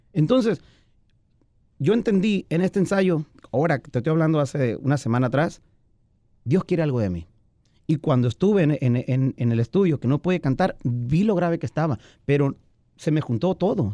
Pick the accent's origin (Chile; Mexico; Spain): Mexico; Pueblos Unidos, Sinaloa; donde yo me crié, pues en Pueblos Unidos